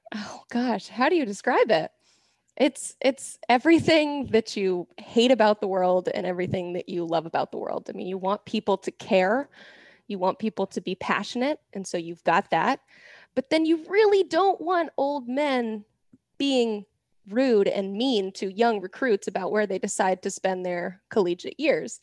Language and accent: English; Knoxville, Tennessee, United States; I grew up in Knoxville